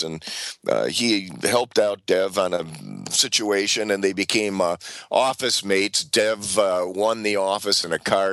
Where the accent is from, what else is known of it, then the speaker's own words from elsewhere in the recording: Saint Paul, Minnesota, United States; my hometown where I'm talking to you from, St. Paul, Minnesota